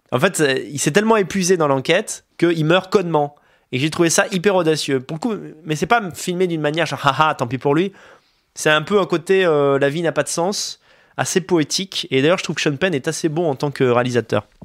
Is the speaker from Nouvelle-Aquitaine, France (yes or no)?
no; Montargis, Centre-Val de Loire, France; je suis de Montargis.